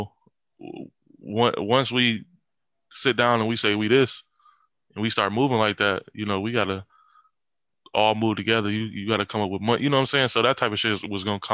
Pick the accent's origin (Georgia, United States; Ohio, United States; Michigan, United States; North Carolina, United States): Michigan, United States; I'm from Michigan, you know, we from Michigan. So we 2 hours away from Chicago.